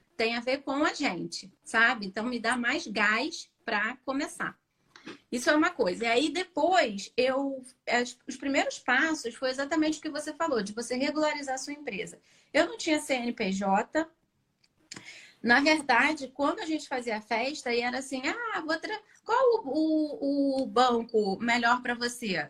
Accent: Rio de Janeiro, Brazil; Eu sou do Rio de Janeiro

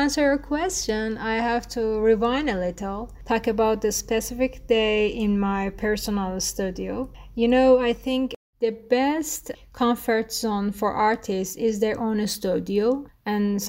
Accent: Tehran, Tehran Province, Iran; first language Persian; English is a second language; also born or lived in Kashan; I was born in Tehran and my father is from Kashan. Since I was born, my parents has always moving from Kashan to Tehran and Tehran to Kashan.

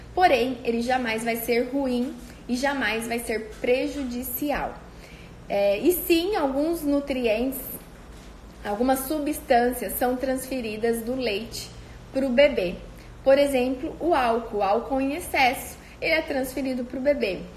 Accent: Cândido Mota, São Paulo, Brazil; moved away; lá da minha cidade, de Cândido Mota

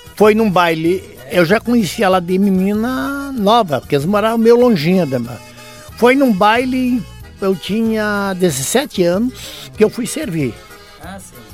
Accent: Nonoai, Rio Grande do Sul, Brazil; now in Capitão Leônidas Marques, Brazil; eu nasci num assim, lugarzinho chamado Barra Seca

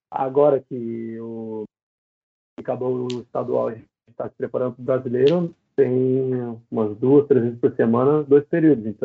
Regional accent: Sete Barras, São Paulo, Brazil; é eu sou de Sete Barras, mano, no interior de São Paulo.

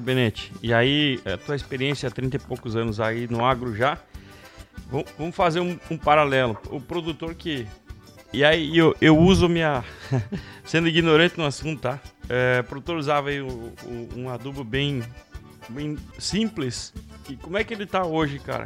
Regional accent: Alpestre, Rio Grande do Sul, Brazil; Eu, eu que nasci lá em Alpestre

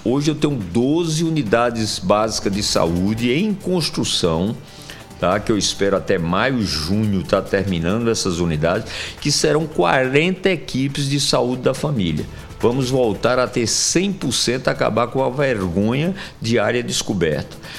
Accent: Sertão, Brazil; now in João Pessoa, Brazil; minha terra, do sertão

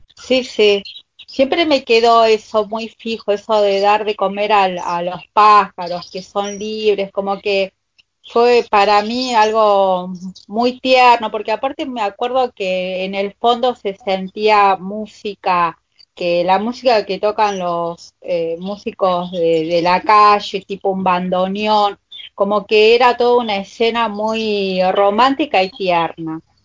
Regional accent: Argentina; Yo soy argentina, me hice italiana

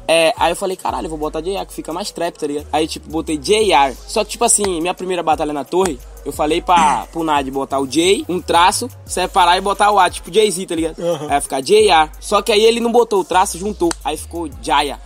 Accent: Salvador, Bahia, Brazil; Pituaçu é o nome da minha quebrada lá

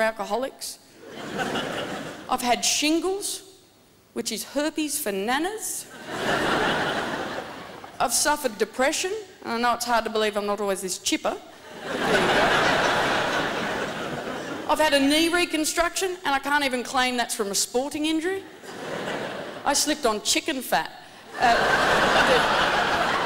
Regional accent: Tasmania, Australia; I'm from Tasmania

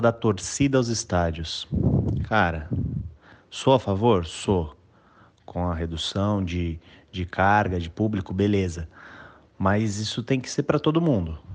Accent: São Paulo, Brazil; sou aqui de São Paulo

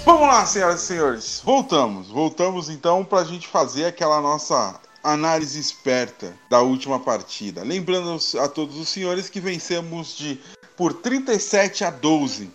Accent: Brazil; nós somos brasileiros, falamos português

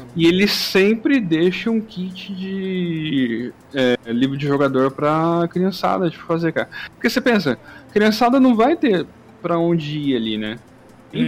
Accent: Brazil; nós aqui Brasil

